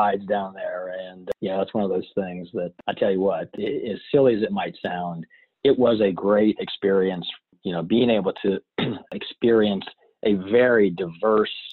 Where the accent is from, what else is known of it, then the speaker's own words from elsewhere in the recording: West Virginia, United States; moved away as an adult; now in Castalia, North Carolina, United States; I was born and raised in West By God, Virginia, and Mountaineer